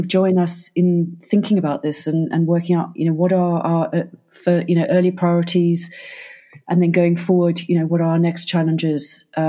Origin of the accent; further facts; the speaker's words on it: Cape Town, Western Cape, South Africa; now in United Kingdom; as a South African, and I come from Cape Town